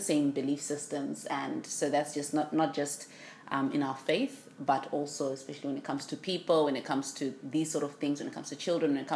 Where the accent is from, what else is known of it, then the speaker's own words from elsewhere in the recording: Zimbabwe; moved away as an adult; now in Brisbane, Australia; I'm based here in Brisbane currently, and I've been here since 2003, but born and bred in Zimbabwe.